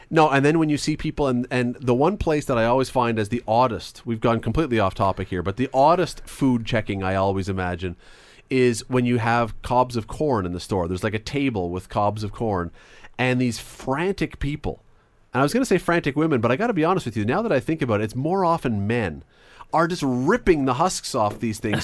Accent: Canada; as a Canadian

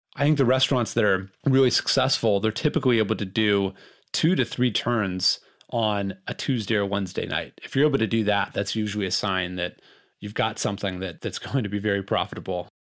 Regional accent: Los Angeles, California, United States; I grew up in Los Angeles in a restaurant family

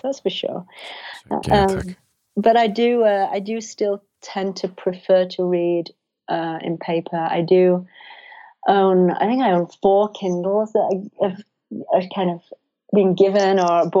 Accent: England, United Kingdom; moved away; I'm obviously English and I miss England

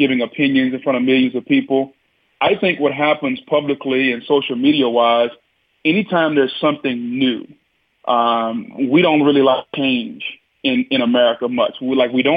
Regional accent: Louisiana, United States; moved away; I grew up in Louisiana

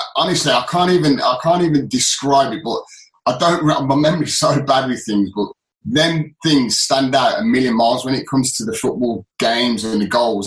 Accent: Birmingham, West Midlands, United Kingdom; accent: northern; also born or lived in Solihull / Halifax; I was born in Solihull, but I, I lived in Halifax for a while while Dad was at Halifax. So when I did come to Birmingham

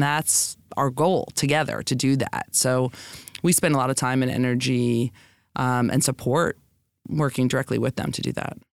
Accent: New York City, New York, United States; I'm a lifelong New Yorker, so, you know, I was born in the Bronx, you know, I've been here my whole life

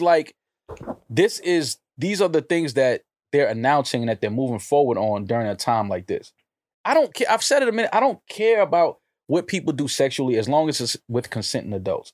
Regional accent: New York City, New York, United States; I was born in Manhattan. Like, yes, I'm from America

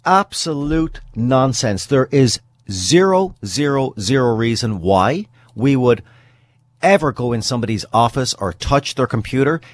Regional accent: British Columbia, Canada; as a British Columbian

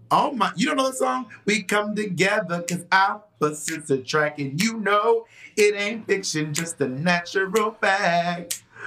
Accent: Atlanta, Georgia, United States; I'm from Atlanta, Georgia

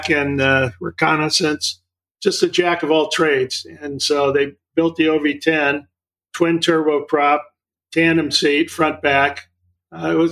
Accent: Malibu, California, United States; also born or lived in Santa Cruz, California / Oregon; I'm a California kid. I grew up mostly in Malibu and graduated from Santa Cruz High School.

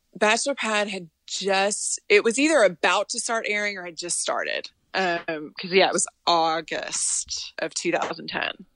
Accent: Tennessee, United States; moved away; also born or lived in Texas; And I lived in Texas and I was from Tennessee

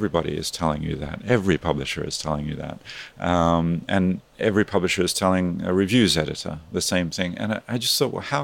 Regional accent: Australia; moved away as an adult; I grew up in Australia

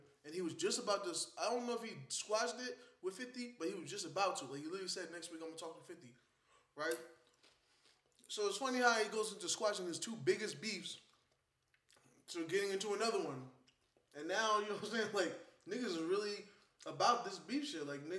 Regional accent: New York, United States; moved away; as a New Yorker

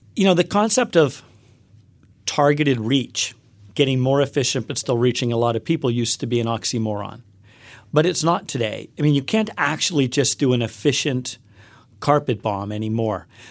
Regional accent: Western Pennsylvania, United States; also born or lived in Upper West Side, Manhattan, New York; now in New York, United States; I grew up in a small coal town in Western Pennsylvania

